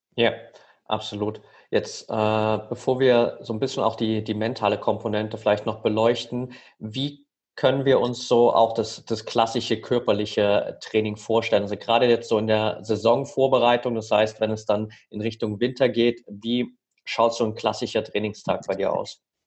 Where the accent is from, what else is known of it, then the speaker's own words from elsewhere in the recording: near Altenberg, Saxony, Germany; Ich bin nämlich tatsächlich in der Nähe von Altenberg aufgewachsen.